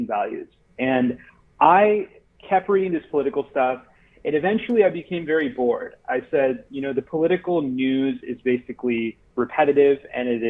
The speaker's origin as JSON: {"language": "English", "region": "Florida", "country": "United States", "tie": "born or raised there", "also_born_or_lived": "San Francisco", "moved": "as an adult", "said": "where I grew up here in Florida"}